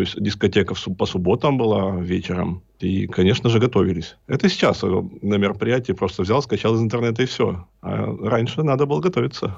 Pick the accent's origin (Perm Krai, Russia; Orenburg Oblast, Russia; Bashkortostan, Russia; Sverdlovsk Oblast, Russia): Perm Krai, Russia; Berezniki; now in Perm, Russia; Родом я из города Березники, это северный Перми, Пермский край.